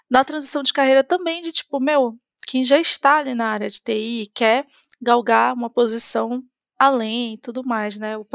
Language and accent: Portuguese; Belém, Pará, Brazil; now in Florianópolis, Brazil; eu vim de Belém do Pará para Florianópolis e e lá, gente, o contexto de tecnologia é completamente diferente de tudo que, enfim, a gente vê aqui nesse eixo sul-sudeste.